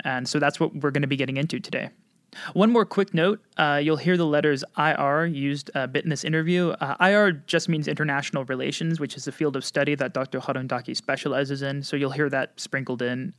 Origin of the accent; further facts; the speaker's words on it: United States; now in Erbil, Iraq; I'm an American journalist